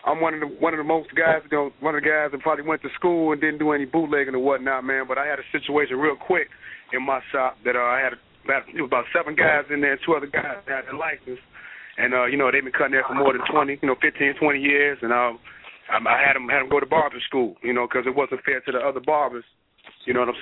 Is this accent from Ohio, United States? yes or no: no; Chicago, Illinois, United States; I'm from Chicago